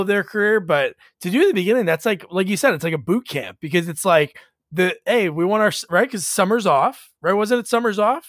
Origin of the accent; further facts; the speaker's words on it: New Jersey, United States; also born or lived in Portland, Oregon; I grew up in Jersey